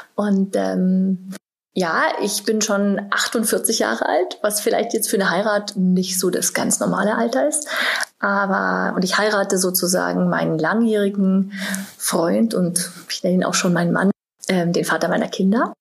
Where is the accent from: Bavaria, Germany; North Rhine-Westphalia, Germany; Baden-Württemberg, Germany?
Bavaria, Germany; Munich; now in Berlin, Germany; ich bin ja aus München gebürtig